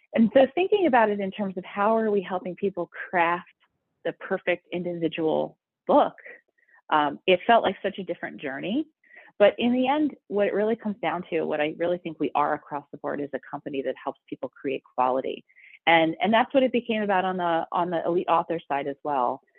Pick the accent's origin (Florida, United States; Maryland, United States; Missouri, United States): Maryland, United States; Baltimore; moved away as an adult; also born or lived in Michigan / New York; born and raised in Baltimore, so um, you know, definite proud Baltimorean